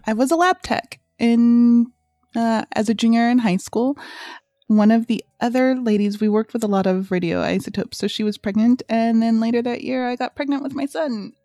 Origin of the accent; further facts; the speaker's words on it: Southern California, United States; growing up in Southern California